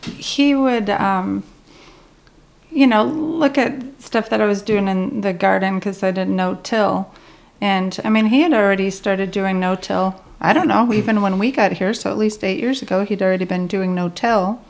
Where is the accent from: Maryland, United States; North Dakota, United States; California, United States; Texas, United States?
North Dakota, United States; now in Kentucky, United States; I grew up in North Dakota